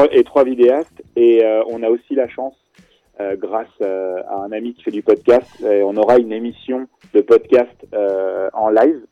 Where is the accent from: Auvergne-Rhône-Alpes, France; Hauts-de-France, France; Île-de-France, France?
Auvergne-Rhône-Alpes, France; Clermont-Ferrand; also born or lived in Angers, Maine-et-Loire; on est de Clermont